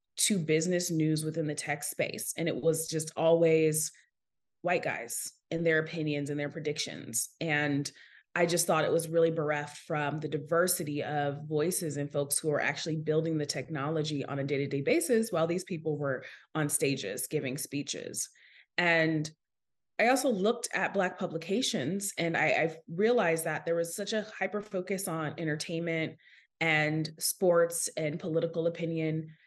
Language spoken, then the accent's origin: English; Seattle, Washington, United States; So, I'm originally from Seattle, Washington, and that's super relevant to my story because I grew up in the heart of a tech city